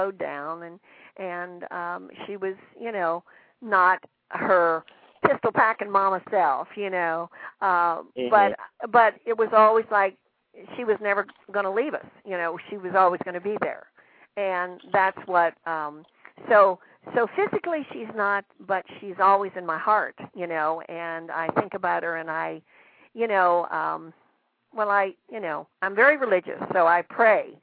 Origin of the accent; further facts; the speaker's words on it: Virginia, United States; accent: southern; moved away; my southern accent slips in there